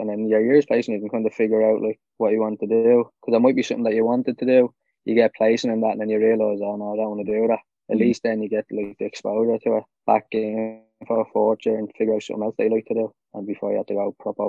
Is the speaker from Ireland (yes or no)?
yes; Dublin, Leinster, Ireland; I'm from Dublin